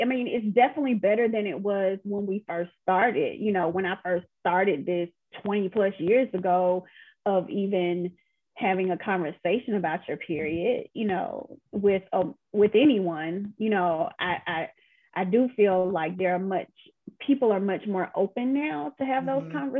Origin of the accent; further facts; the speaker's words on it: the South, United States; I'm from the South, and so my you know, Monica laughs at me. If she was here, she would crack up laughing, but I am very much a Southern belle, you know.